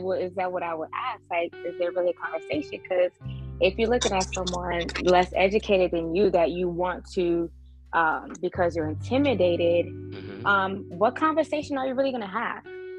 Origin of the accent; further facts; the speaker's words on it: New Jersey, United States; now in Maryland, United States; So I currently reside in Maryland. I'm from Jersey.